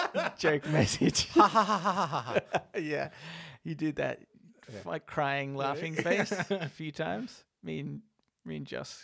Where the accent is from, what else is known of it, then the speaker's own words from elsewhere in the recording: Colorado, United States; I really loved you two guessing American slang, so here's some slang specific to my home state of Colorado.